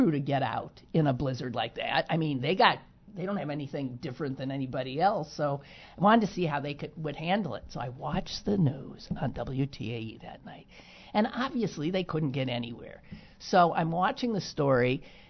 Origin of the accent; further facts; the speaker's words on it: Wisconsin, United States; I'm from Wisconsin. This was a doozy.